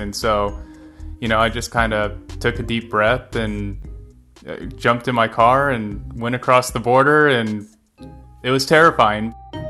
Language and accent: English; Riverside, California, United States; I grew up in Riverside and in Southern California, and so a lot of that Mexican culture kind of bled its way north